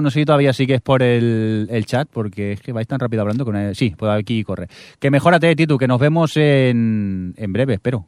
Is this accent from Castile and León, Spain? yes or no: no; a town near Barcelona, Catalonia, Spain; en el cine de mi pueblo